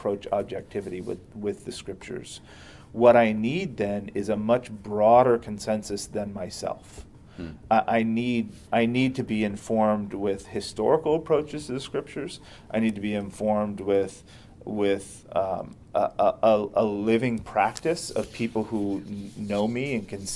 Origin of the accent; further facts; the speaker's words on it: United States; first language English; I was raised in America